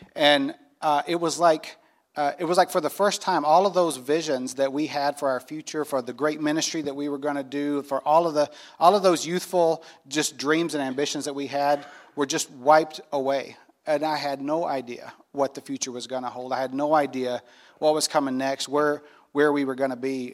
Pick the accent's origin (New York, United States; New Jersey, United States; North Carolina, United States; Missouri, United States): North Carolina, United States; I grew up in North Carolina in the Bible Belt